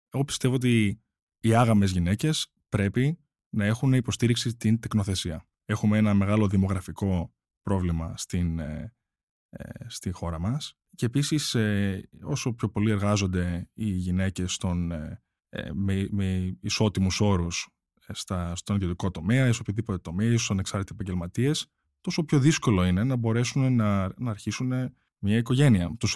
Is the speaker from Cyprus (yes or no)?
no; United States; Και νομίζω είμαστε τρει από την Αμερική. Και νομίζω είμαστε οι μόνοι τρει που τουλάχιστον ε, ξέρω.